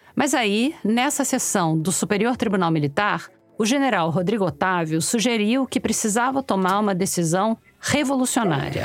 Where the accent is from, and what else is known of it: Rio de Janeiro, Brazil; accent: carioca